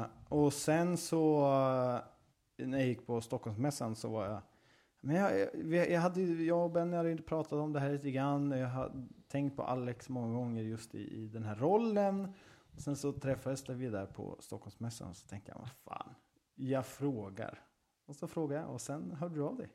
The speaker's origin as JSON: {"language": "Swedish", "region": "Östergötland", "country": "Sweden", "accent": "Östgötska", "said": "den här östgötskan som jag har"}